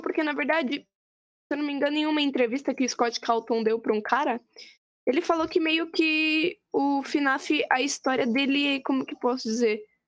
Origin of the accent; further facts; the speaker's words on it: Brazil; a gente é do Brasil